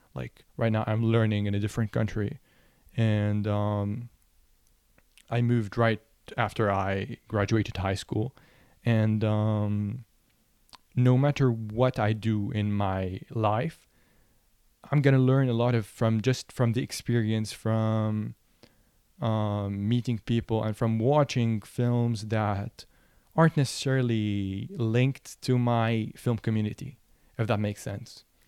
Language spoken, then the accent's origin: English; Lebanon; moved away as an adult; now in United States; I'm from Lebanon, and one of the issues that I found growing up as, um, a photographer and then a filmmaker was that there are no film schools in Lebanon